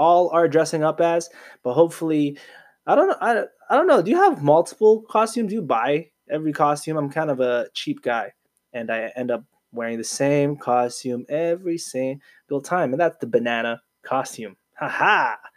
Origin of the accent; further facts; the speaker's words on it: Canada; I was born in Canada. I'm a proud Filipino Canadian